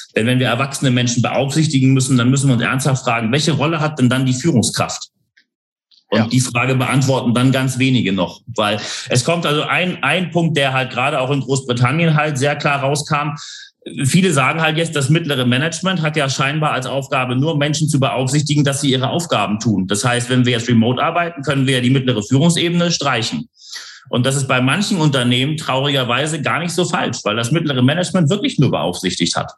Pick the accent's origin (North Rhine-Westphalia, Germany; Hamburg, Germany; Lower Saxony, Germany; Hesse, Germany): Hamburg, Germany; now in London, United Kingdom; ich bin ja geboren und aufgewachsen in Hamburg